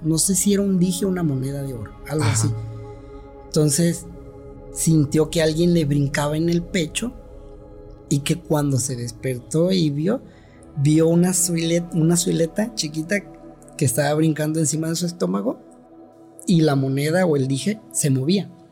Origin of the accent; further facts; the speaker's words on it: Tuxtepec, Oaxaca, Mexico; also born or lived in Guadalajara; he vivido toda mi vida aquí en Tustepec